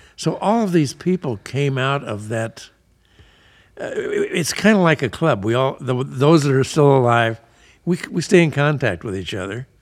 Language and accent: English; Emporia, Kansas, United States; moved away; I grew up in, um, kind of a small town in Kansas up in the Flint Hills, Emporia